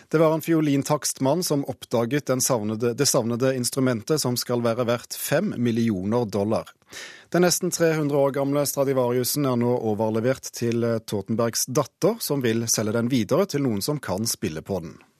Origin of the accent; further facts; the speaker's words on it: Ålgård, Rogaland, Norway; moved away; jeg er fra Ålgård nær Stavanger.